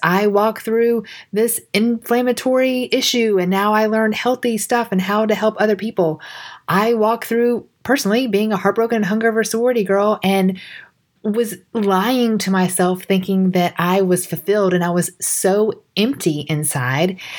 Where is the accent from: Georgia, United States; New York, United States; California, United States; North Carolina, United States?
Georgia, United States; accent: country; I grew up in Georgia